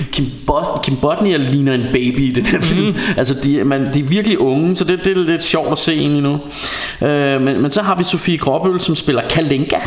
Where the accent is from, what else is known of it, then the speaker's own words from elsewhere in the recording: Denmark; som dansker